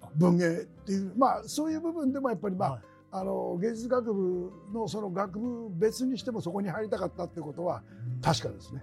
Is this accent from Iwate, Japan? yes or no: no; Tokyo, Japan; 東京の下町生まれでね、その江戸っ子の